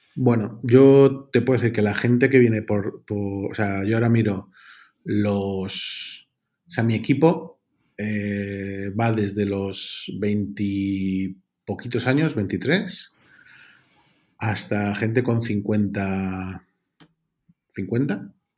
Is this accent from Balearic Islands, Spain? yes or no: yes; Mallorca, Balearic Islands, Spain; moved away; also born or lived in London / Brussels; yo soy de Mallorca